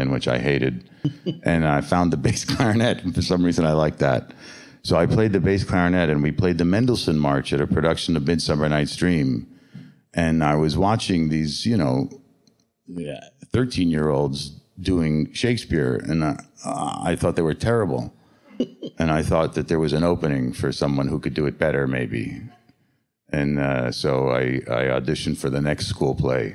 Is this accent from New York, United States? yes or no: yes; New York, United States; also born or lived in San Francisco, California / northwestern Canada; growing up in the Lower East Side at that time